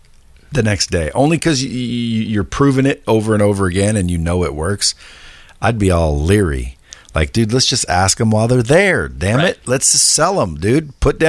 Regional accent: Eugene, Oregon, United States; I was born and raised in Northwest, Eugene, Oregon.

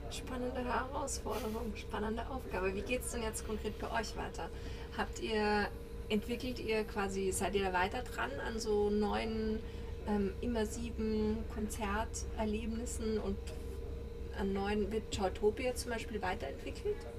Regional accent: Graz, Styria, Austria; Ich komme ja aus Graz, aus einer kleinen Stadt in Österreich, also die zweitgrößte

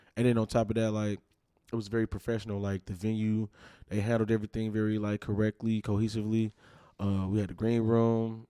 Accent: Milwaukee, Wisconsin, United States; we born and raised here.

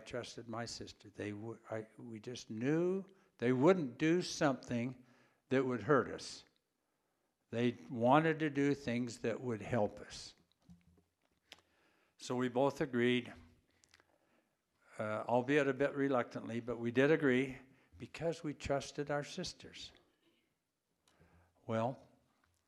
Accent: Idaho Falls, Idaho, United States; moved away; I grew up in Idaho Falls

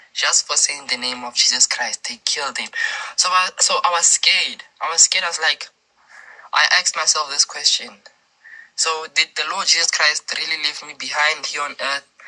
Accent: South Africa; I'm a boy from South Africa

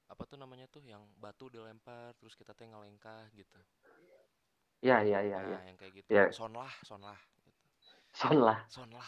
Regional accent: Subang, West Java, Indonesia; Kalau misalnya kan aku waktu kecil tuh ngabisin waktu di Subang kok gitu kan ya

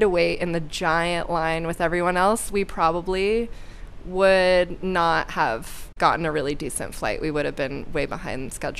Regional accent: Florida, United States; my home state.

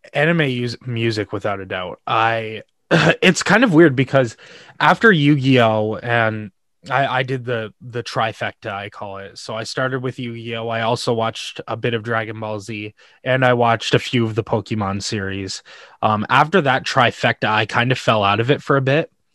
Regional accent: Canada; I'm from Canada

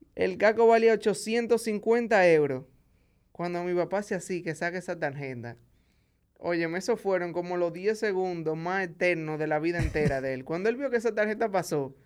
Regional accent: Santo Domingo, Distrito Nacional, Dominican Republic; also born or lived in Santiago, Dominican Republic; yo nací en Santiago. luego de los seis años de edad, a mi papá le dieron otro trabajo en la capital, aquí en Santo Domingo, y vinimos a vivir aquí

